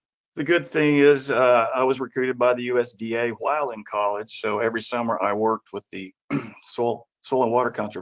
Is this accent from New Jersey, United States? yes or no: no; Oklahoma, United States; my hometown Congressman Wes Watkins